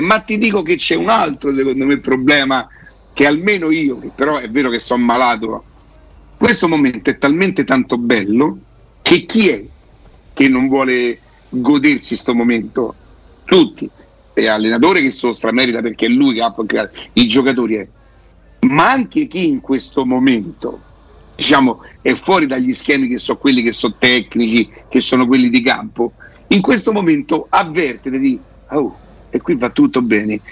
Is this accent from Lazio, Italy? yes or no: yes; Rome, Lazio, Italy; io so da Roma